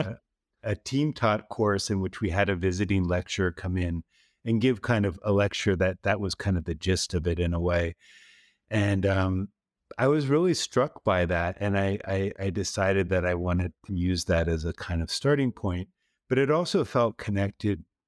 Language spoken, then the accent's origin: English; East Coast, United States; moved away as an adult; now in Texas, United States; I grew up on the East Coast.